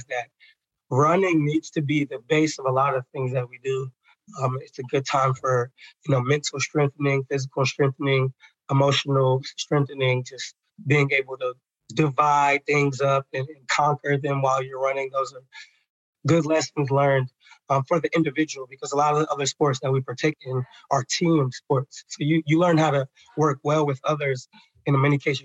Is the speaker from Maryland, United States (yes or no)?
yes; Maryland, United States; also born or lived in Atlanta, Georgia / Nashville, Tennessee; I am from Maryland. So I get to do this job in the community that I grew up in.